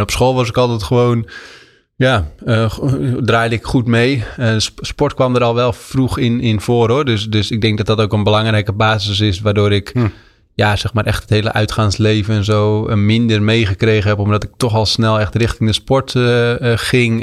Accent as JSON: {"language": "Dutch", "town": "Vrouwenakker", "region": "South Holland", "country": "Netherlands", "tie": "born or raised there", "said": "net onder de rook van Amsterdam in het plaatsje Vrouwenakker. Uh, oh, gemeente Nieuwkoop"}